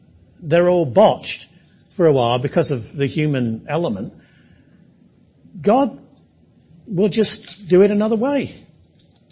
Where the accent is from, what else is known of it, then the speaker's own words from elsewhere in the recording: England, United Kingdom; I am English